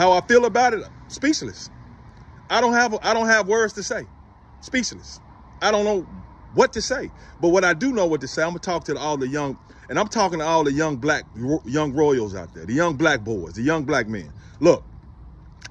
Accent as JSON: {"language": "English", "town": "Memphis", "region": "Tennessee", "country": "United States", "tie": "born or raised there", "said": "I grew up in inner city Memphis"}